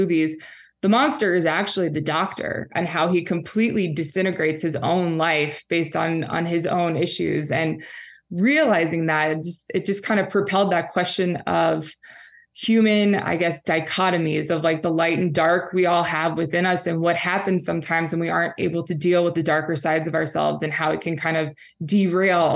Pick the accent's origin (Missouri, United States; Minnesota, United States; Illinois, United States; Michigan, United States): Missouri, United States; St. Louis; now in Oregon, United States; I grew up in St. Louis, Missouri.